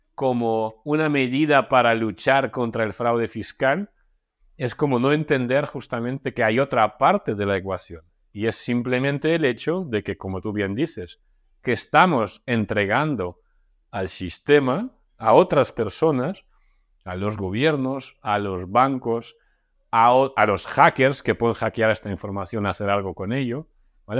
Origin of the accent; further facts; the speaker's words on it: Russia; moved away; yo vengo de Rusia, ¿no? O sea, yo nací en Rusia, viví la mitad de mi vida ahí